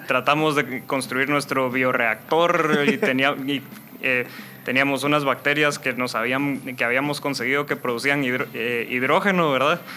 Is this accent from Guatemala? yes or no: yes; Guatemala; also born or lived in North Carolina, United States / England; yo soy Chapín, aquí crecí